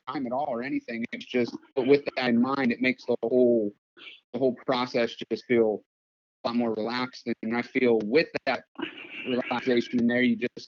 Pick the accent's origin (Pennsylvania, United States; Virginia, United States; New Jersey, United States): Pennsylvania, United States; now in Los Angeles, United States; I'm from Pennsylvania, but I currently live in Los Angeles